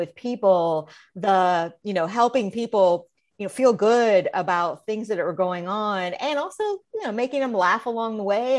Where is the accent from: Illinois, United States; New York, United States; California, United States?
Illinois, United States; when I look back at when I was a little kid growing up in Central Illinois, I loved to perform.